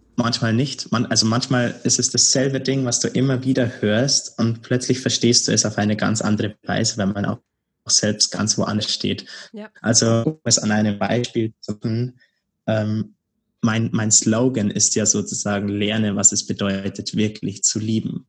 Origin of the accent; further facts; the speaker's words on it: Bavaria, Germany; moved away as an adult; now in Berlin, Germany; in Bayern, in meiner Heimat